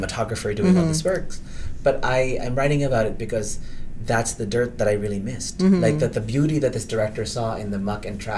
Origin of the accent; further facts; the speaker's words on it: Manila, Metro Manila, Philippines; also born or lived in Cabanatuan City, Nueva Ecija, Philippines / California, United States / Canada; now in Toronto, Canada; I grew up in Manila, right, the urban center.